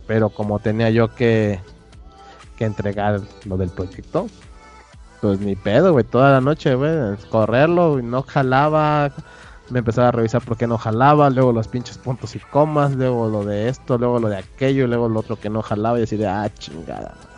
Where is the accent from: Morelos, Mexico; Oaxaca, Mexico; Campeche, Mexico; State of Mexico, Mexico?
Oaxaca, Mexico; moved away as an adult; now in Puebla, Mexico; yo soy de Oaxaca. Estuve estudiando la carrera de ingeniería de sistemas en Puebla.